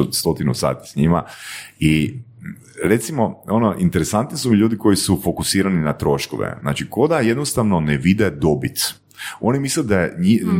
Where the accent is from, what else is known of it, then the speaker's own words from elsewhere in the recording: Varaždin, Varaždin County, Croatia; now in Zagreb, Croatia; Ja sam iz Varaždina rodom